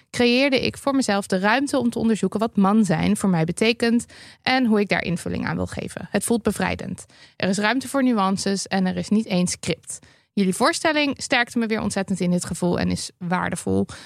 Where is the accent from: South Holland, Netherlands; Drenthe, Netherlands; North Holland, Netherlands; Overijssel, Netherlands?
Overijssel, Netherlands; In de regio waar ik ben opgegroeid, Twente, was de sfeer in mijn directe omgeving heel gemoedelijk